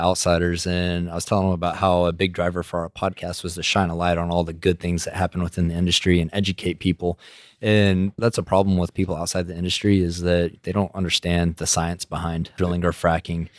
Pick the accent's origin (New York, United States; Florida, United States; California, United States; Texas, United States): Texas, United States; West; I'm from West Texas, so those are my people